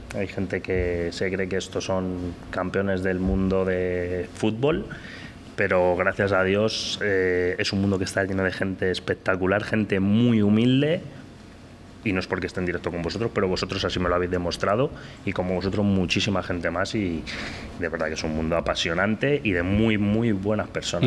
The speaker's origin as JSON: {"language": "Spanish", "town": "Madrid", "region": "Community of Madrid", "country": "Spain", "said": "de dónde soy, de Madrid"}